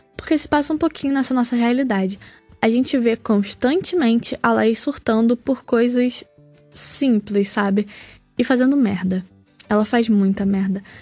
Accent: Baixada Fluminense, Rio de Janeiro, Brazil; now in Niterói, Brazil; Eu sou carioca, nascido e criado na Baixada Fluminense do Rio, apesar de hoje em dia morar em Niterói

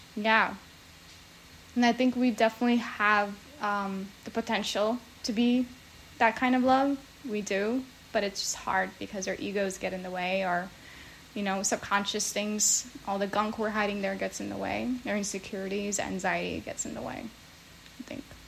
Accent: New Jersey, United States; now in San Diego, United States; I grew up in New Jersey

